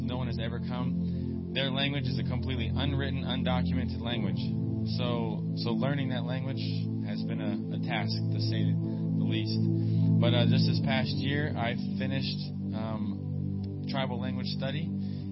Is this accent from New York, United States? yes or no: no; Pittsburgh, Pennsylvania, United States; moved away as an adult; now in Papua, Indonesia; I'm originally from Pittsburgh